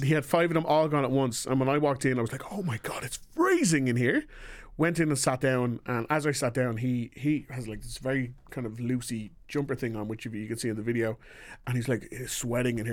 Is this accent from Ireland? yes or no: yes; Ireland; I am from Ireland